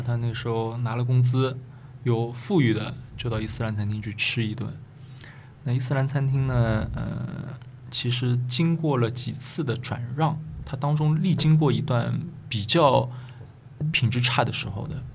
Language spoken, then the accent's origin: Chinese; Shanghai, China; 我从小生活在宝山的吴淞口